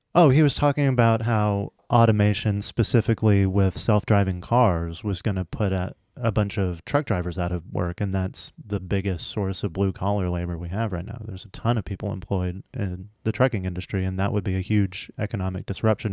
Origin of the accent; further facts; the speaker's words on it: Texas, United States; growing up in Texas